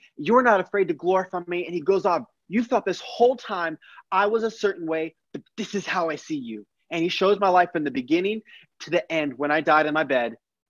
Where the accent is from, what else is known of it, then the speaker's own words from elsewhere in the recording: Texas, United States; born there; My life started in 1995 when I was born in Texas.